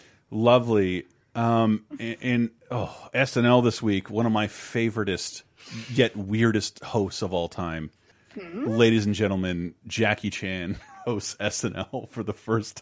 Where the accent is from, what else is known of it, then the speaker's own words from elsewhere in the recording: the South, United States; I'm growing up in the South